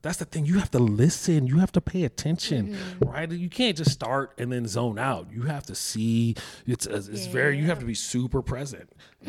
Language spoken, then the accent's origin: English; San Francisco, California, United States; I grew up in San Francisco in the 70s and 80s